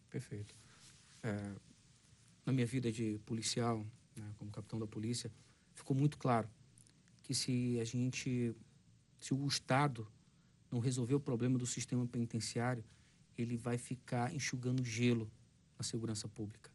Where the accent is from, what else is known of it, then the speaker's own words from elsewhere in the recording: Amazonas, Brazil; sou do Amazonas